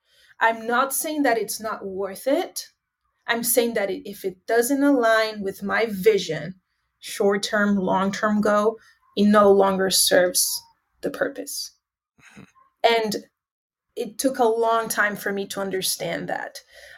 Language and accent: English; Northeast Region, Brazil; And I am so proud to say, you know, more than I am Brazilian, that I'm from Northeast Brazil, because that's the reality that we live here.